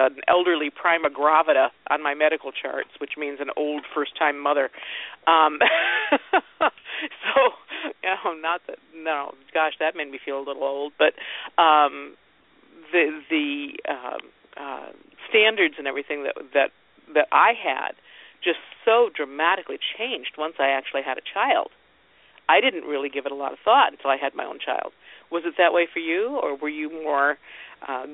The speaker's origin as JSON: {"language": "English", "region": "Ohio", "country": "United States", "tie": "born or raised there", "said": "I grew up in Ohio."}